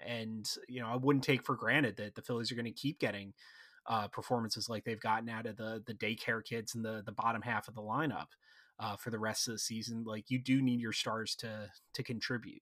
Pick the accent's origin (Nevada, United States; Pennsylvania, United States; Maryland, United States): Pennsylvania, United States; Philadelphia area; I'm from the Philadelphia area